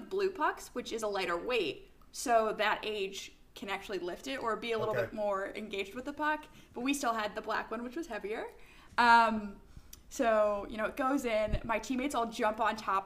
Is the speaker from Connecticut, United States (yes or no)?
yes; Connecticut, United States; I grew up in Connecticut